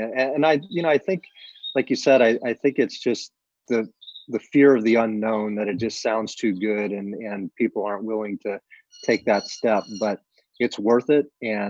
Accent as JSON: {"language": "English", "region": "Arizona", "country": "United States", "tie": "born or raised there", "said": "Yeah, so I was born in Arizona. I'm a native."}